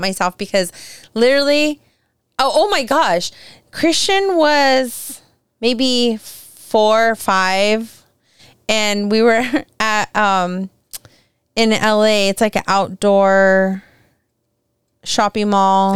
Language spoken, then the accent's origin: English; Southern California, United States; growing up in SoCal